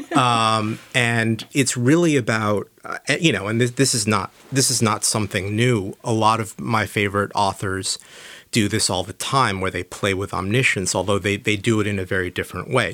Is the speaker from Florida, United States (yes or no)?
no; San Diego, California, United States; moved away; I grew up in San Diego